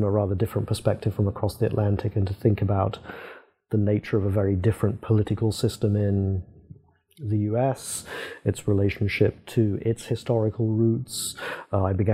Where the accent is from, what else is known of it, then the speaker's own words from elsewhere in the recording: England, United Kingdom; moved away as an adult; also born or lived in Princeton, United States; I was British rather than English